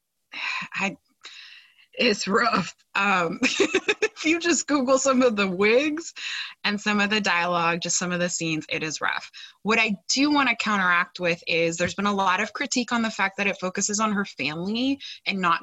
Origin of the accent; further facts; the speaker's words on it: Los Angeles, California, United States; I grew up in the Valley of Los Angeles, like San Fernando Valley